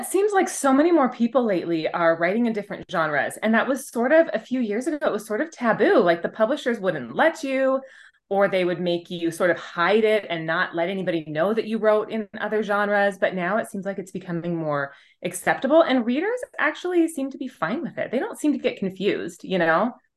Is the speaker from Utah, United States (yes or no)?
yes; Utah, United States; my home state of Utah